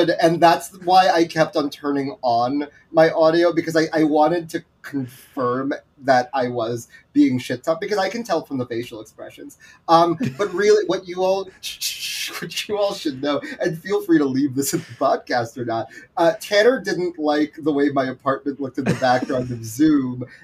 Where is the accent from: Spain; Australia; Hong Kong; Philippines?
Philippines; there is a part of me as like a Filipino person that's really really exciting to me.